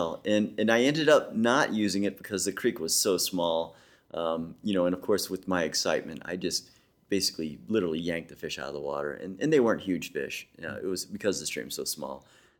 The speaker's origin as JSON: {"language": "English", "region": "Missouri", "country": "United States", "said": "I'm a believer. I'm from Missouri, the show me state."}